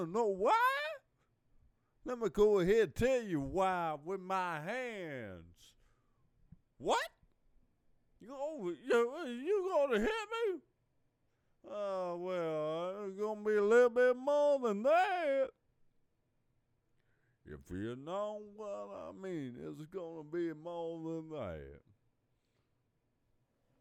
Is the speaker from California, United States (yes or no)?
no; Louisville, Kentucky, United States; I'm from Louisville, Kentucky, born here, still live here